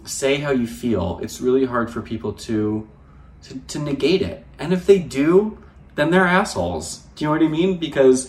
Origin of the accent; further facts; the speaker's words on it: New Jersey, United States; moved away as an adult; also born or lived in Hamptons, New York; now in Los Angeles, United States; I'm from New Jersey and we don't pump our gas in New Jersey